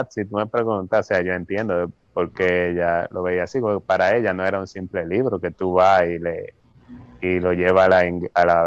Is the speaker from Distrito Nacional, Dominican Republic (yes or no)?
yes; Santo Domingo, Distrito Nacional, Dominican Republic; now in Canada; una de las cosas que yo traje en mi maleta cuando yo me mudé de, de Santo Domingo, que me mudé a Canadá, fue mi Biblia.